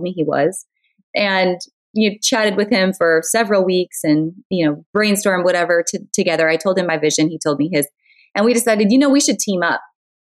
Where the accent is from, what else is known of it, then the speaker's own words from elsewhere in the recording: North Dakota, United States; I'm originally from North Dakota. And as you can imagine, North Dakota is not exactly the fashion mecca of the world. Although I grew up loving fashion and I loved boutiques, and we really didn't have much for boutiques when I was growing up.